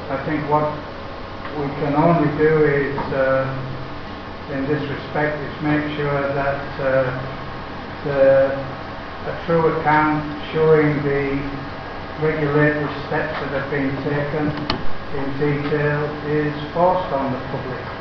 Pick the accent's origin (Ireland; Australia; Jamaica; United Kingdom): United Kingdom; England; Being English